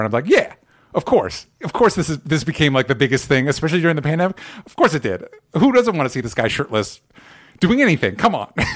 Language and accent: English; United States; an American